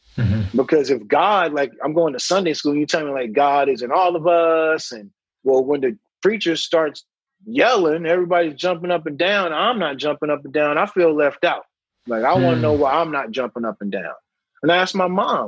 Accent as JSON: {"language": "English", "region": "North Carolina", "country": "United States", "tie": "born or raised there", "moved": "yes", "said": "I grew up in North Carolina, so Bible Belt"}